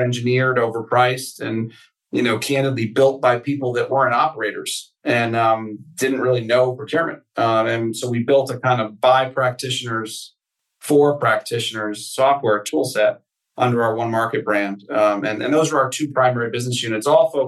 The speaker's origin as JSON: {"language": "English", "region": "Connecticut", "country": "United States", "tie": "born or raised there", "said": "I grew up in Connecticut"}